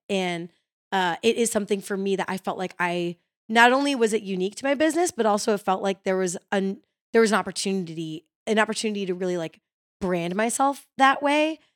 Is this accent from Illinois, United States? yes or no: yes; Chicago, Illinois, United States; now in Nashville, United States; growing up in Chicago